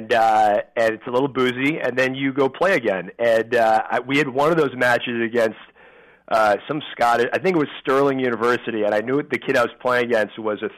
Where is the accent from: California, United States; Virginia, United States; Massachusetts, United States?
Massachusetts, United States; Gloucester; I'm from Gloucester, Mass. Originally, about an hour north of Boston, and I started caddying when I was, I think, 12 years old